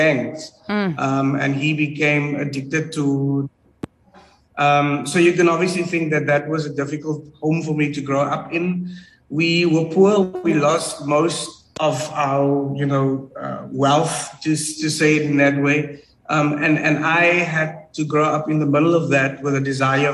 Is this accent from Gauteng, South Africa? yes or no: no; Cape Town, Western Cape, South Africa; I grew up in the Cape Flats